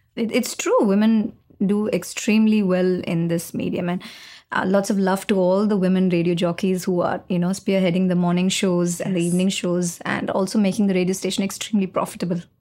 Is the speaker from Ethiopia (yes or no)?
no; Chennai, Tamil Nadu, India; I'm from Chennai